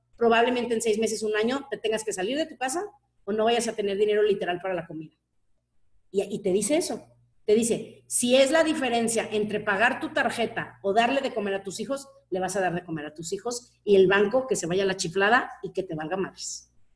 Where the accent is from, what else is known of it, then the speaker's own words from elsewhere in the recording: Mexico; como buena mexicana